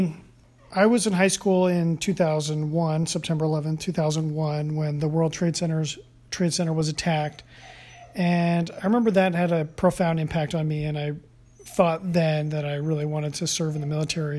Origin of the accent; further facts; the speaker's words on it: San Diego, California, United States; oh, yeah, I'm from San Diego, but I got a station in Norfolk.